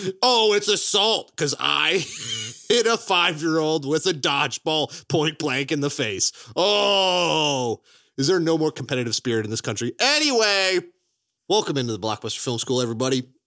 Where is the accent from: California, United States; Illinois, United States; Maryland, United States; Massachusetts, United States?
Illinois, United States; Chicago; also born or lived in Florida / Daytona Beach, Florida; I am from Chicago, Illinois, but, uh, I was born in Florida, and I've lived in Daytona Beach before